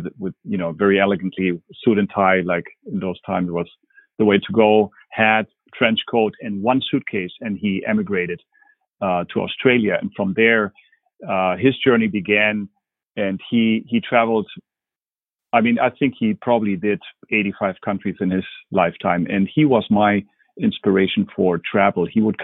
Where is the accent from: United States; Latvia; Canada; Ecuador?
Ecuador; Quito, Pichincha; English is a second language; also born or lived in Berlin, Germany; So I'm originally from Germany. I was born in Berlin and then brought up in Ecuador in Quito.